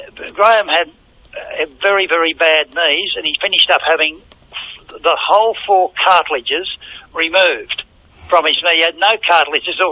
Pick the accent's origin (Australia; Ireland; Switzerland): Australia; Richmond, Victoria; I was only a bloody knockabout lout with half the other louts in Richmond